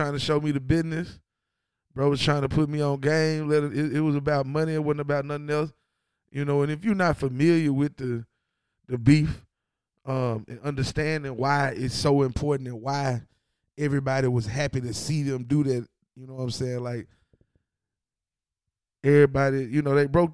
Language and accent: English; Ripley, Tennessee, United States; also born or lived in Memphis; I'm from Ripley